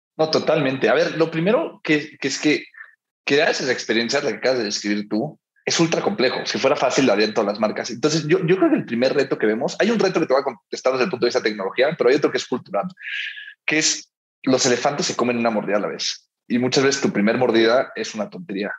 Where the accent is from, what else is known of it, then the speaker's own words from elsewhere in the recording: Miami, Florida, United States; now in Mexico City, Mexico; yo crecí en Miami